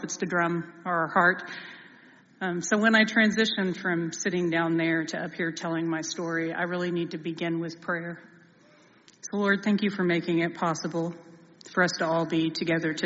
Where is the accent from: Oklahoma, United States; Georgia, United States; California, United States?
Oklahoma, United States; Bethany; I come from a small Oklahoma town called Bethany